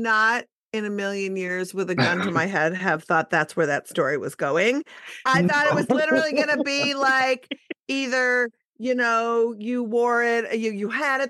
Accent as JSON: {"language": "English", "region": "Midwest", "country": "United States", "tie": "born or raised there", "lives_now": "Minnesota, United States", "said": "I grew up in the Midwest too."}